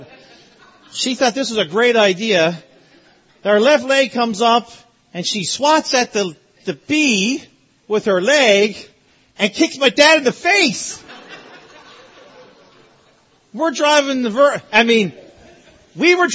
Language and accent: English; Newfoundland and Labrador, Canada; I'm from Newfoundland, so we didn't have AC. Like, we don't need AC. Never gets warm in Newfoundland.